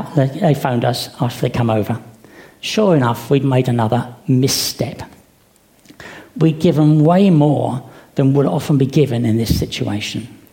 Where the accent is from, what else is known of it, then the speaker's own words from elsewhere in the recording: United Kingdom; Being British